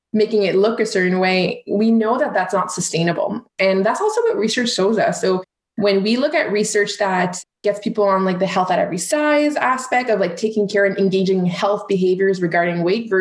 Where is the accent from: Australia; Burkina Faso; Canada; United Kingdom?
Canada; So I'm French Canadian